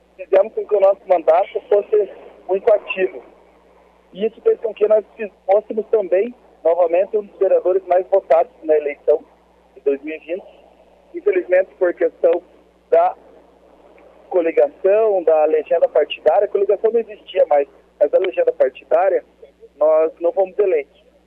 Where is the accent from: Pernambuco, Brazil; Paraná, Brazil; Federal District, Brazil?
Paraná, Brazil; Ponta Grossa; eu sou natural de Ponta Grossa, tenho 34 anos